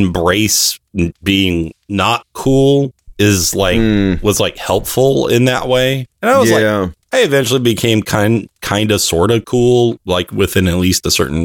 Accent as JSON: {"language": "English", "region": "California", "country": "United States", "tie": "born or raised there", "also_born_or_lived": "Arizona", "said": "my dad changed his job and we moved to California from Arizona"}